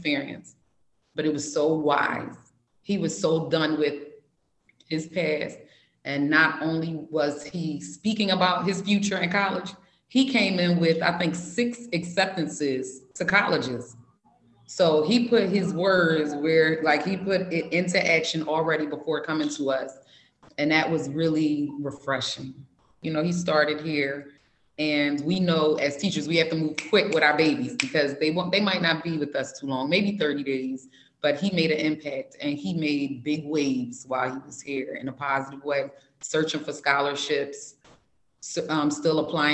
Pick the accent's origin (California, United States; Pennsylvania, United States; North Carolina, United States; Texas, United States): Pennsylvania, United States; Philadelphia; I grew up here. I grew up in Philadelphia